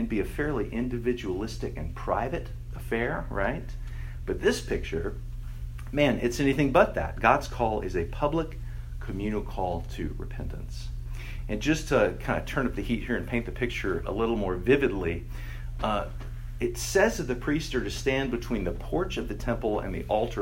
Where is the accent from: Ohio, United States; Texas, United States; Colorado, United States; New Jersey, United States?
Texas, United States; I grew up in Texas and had many, many, many tornado drills in school.